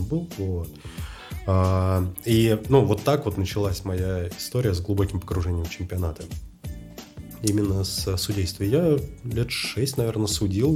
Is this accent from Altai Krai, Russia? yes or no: no; Moscow, Russia; Я москвич, отец мой, э, тоже родился в Москве, дед родился в Подмосковье